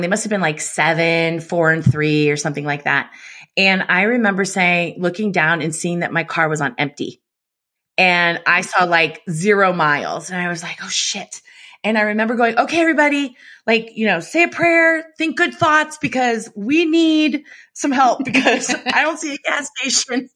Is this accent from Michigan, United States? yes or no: no; San Francisco, California, United States; I grew up in San Francisco